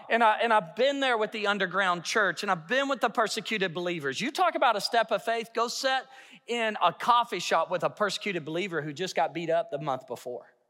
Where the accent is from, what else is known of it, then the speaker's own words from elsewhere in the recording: Hot Springs, Arkansas, United States; now in Yukon, United States; I'm from Hot Springs